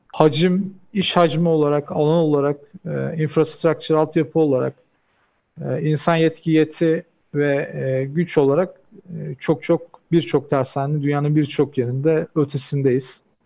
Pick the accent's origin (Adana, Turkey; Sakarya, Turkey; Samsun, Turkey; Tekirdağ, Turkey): Samsun, Turkey; moved away as an adult; also born or lived in Istanbul / Japan; now in Dubai, United Arab Emirates; 1987 Samsun doğumluyum. İlk orta ve lise eğitimi Samsun'da tamamladım.